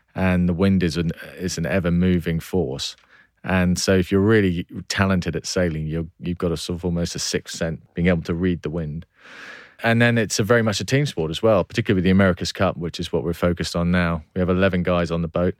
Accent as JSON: {"language": "English", "area": "Cornwall", "region": "South West England", "country": "United Kingdom", "tie": "born or raised there", "also_born_or_lived": "Cheshire"}